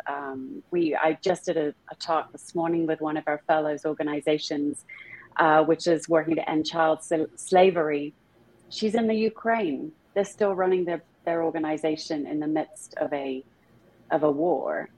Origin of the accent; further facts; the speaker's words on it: small town near Stratford-upon-Avon, middle of England, West Midlands, United Kingdom; accent: British; moved away; also born or lived in London; I was born in a very small town in the middle of England, not far away from where Shakespeare was born